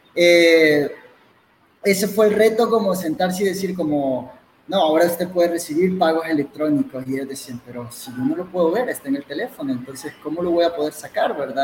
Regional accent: El Salvador; soy un salvadoreño

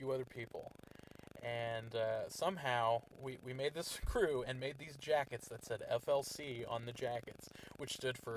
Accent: Garden City, United States; growing up in Garden City, we grew up around a lot of, like, gang violence

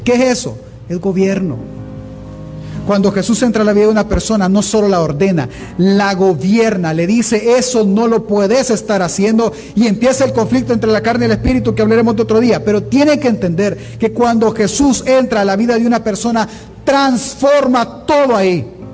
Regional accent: El Salvador

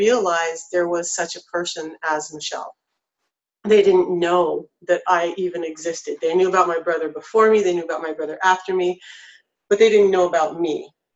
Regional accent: North Idaho, United States; I grew up in North Idaho

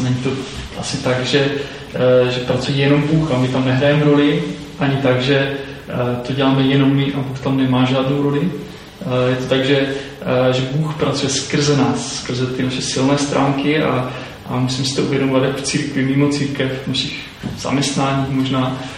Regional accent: Czechia; jako Češi

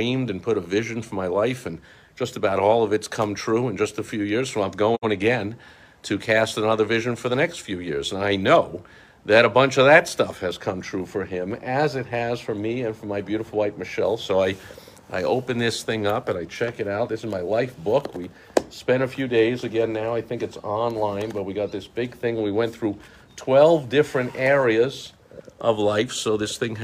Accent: East Coast, United States; moved away; also born or lived in Chicago area; I grew up on the East Coast where, you know, a lot of the places I lived, we had a view

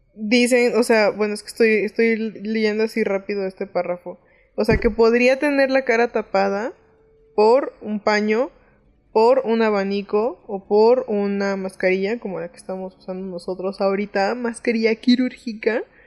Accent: Mexico; siendo mexicano da un poco de risita

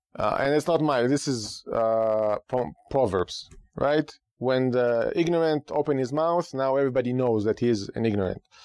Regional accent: Israel; now in United States; Growing up in Israel

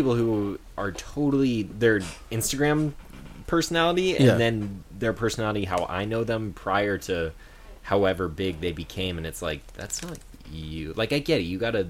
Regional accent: San Diego, California, United States; growing up in Humboldt, San Diego.

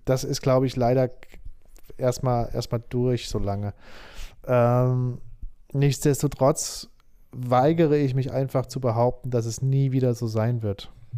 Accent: Saarbrücken, Saarland, Germany; moved away as an adult; also born or lived in Nuremberg / Berlin; now in Stuttgart, Germany; ich bin geboren, bin ich in Saarbrücken. Da bin ich geboren okay. und aufgewachsen.

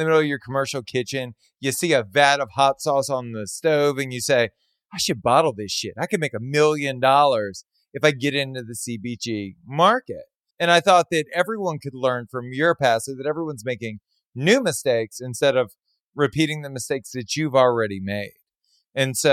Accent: Southern Louisiana, United States; you and I are from the same place. We're both from Southern Louisiana

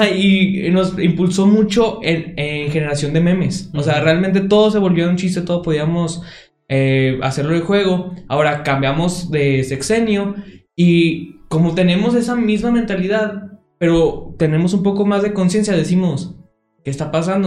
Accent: Mexico; mi registro de que nací en México

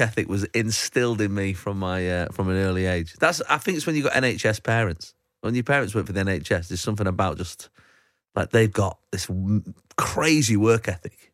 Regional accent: Manchester, North West England, United Kingdom; that's how I say it 'cause I'm from Manchester.

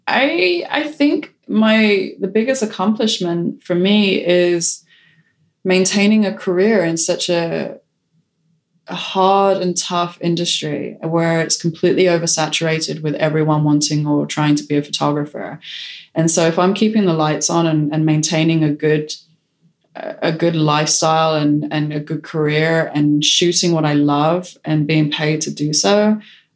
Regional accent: United Kingdom; being British

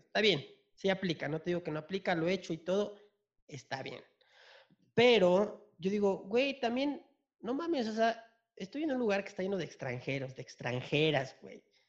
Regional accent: Chiapas, Mexico; now in Mexico City, Mexico; De Chiapas, pero pues ya vivo aquí en, en la ciudad. Ya llevo años aquí en la ciudad

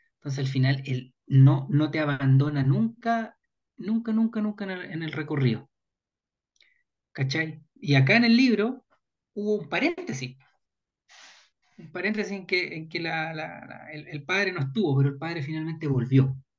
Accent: Chile; podremos mirarnos como chilenos

